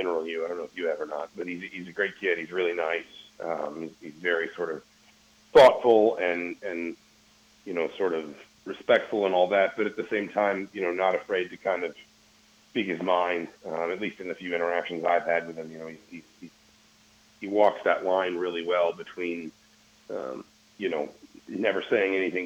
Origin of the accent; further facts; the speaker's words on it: Georgia, United States; now in Indiana, United States; I grew up in Georgia